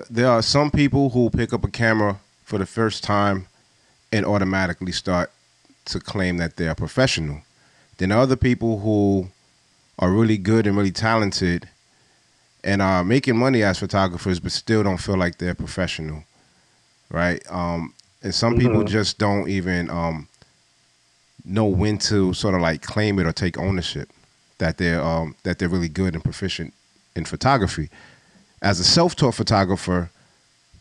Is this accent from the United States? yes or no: yes; New York City, New York, United States; I'm from New York, I'm from Brooklyn